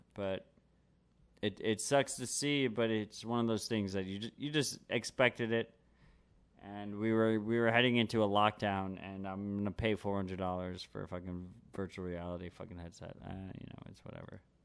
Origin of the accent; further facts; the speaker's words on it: New York City, New York, United States; I'm born and raised New York. I'm a New Yorker, motherfucker